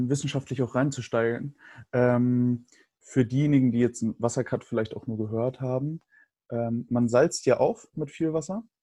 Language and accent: German; Bavaria, Germany; also ich bin ja in Bayern groß geworden, da hast du alle sechs Wochen auf jeden Fall Ferien.